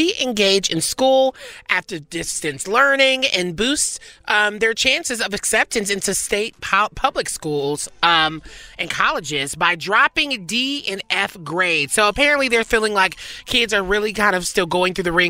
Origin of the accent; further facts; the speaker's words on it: Nashville, the South, United States; I'm from the South, and like I feel like for me in Nashville